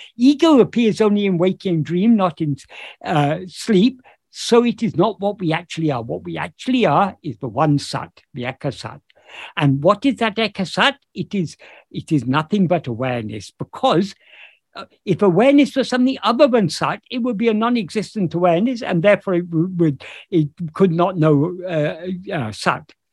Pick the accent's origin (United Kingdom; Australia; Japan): United Kingdom; this body happened to be born in um, in uh, the United Kingdom, so I, I am uh, I am British